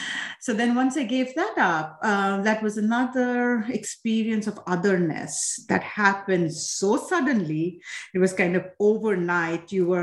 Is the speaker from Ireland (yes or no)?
no; Assam, India; now in United States; essentially I was born, I'm from Assam, India, which is one of the states in the eastern part of India. And so my family comes from there. I was born there.